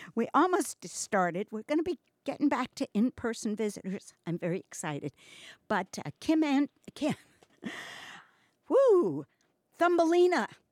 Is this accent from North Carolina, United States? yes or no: no; New York, United States; moved away; I'm from New York